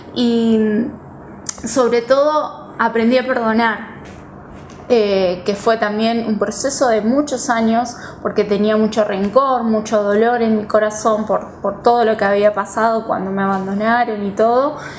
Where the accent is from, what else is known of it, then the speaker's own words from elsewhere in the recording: Buenos Aires, Argentina; soy de Buenos Aires